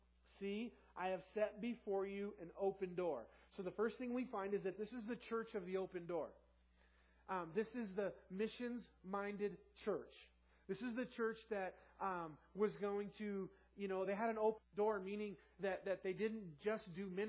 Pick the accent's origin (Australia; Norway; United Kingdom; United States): United States; California; now in Tooele, United States; Now, I came from Southern California, and now you put a dart on the map where I am, and you draw a circle that's Tooele